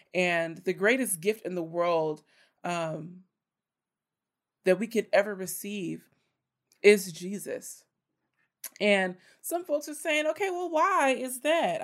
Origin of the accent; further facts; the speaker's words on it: Richmond, United States; my hometown, the city of Richmond